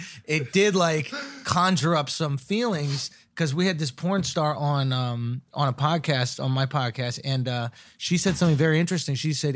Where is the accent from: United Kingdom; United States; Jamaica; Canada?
United States; New York; I'm from New York. Yeah, born and raised.